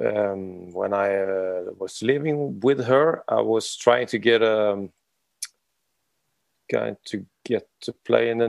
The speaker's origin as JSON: {"language": "English", "country": "Sweden", "also_born_or_lived": "Oslo, Norway", "moved": "as an adult", "lives_now": "Norway", "said": "We're located in Norway, Oslo, Norway, but I'm Swedish. So I'm a foreign"}